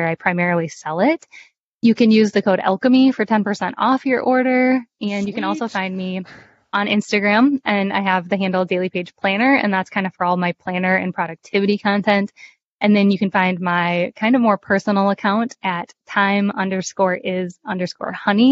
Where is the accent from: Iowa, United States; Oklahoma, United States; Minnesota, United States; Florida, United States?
Minnesota, United States; moved away; my home state of Minnesota